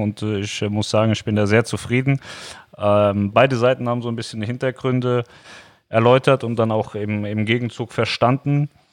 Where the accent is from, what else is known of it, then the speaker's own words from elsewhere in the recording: Germany; als Deutscher sowieso immer wieder in sein Heimatland, also wir zurück nach Deutschland